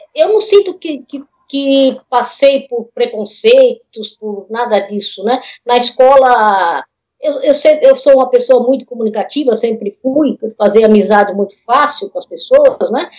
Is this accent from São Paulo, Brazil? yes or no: yes; Osasco, São Paulo, Brazil; a gente é, é de Osasco, minha família é de Osasco